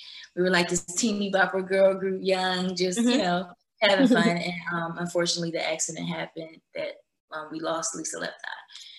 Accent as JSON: {"language": "English", "town": "Philadelphia", "region": "Pennsylvania", "country": "United States", "tie": "born or raised there", "said": "I'm born and raised in Philadelphia."}